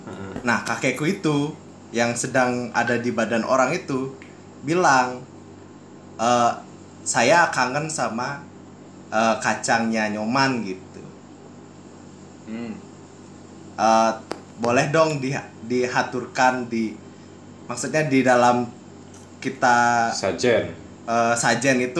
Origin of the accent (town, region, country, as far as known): Bali, Indonesia